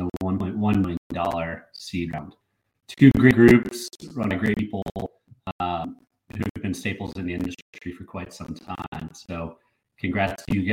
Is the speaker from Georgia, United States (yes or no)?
yes; Atlanta, Georgia, United States; moved away; Atlanta, George, my hometown